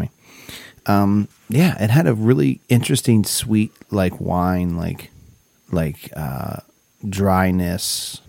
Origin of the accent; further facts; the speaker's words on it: Ellwood City, Pennsylvania, United States; my hometown, Elwood City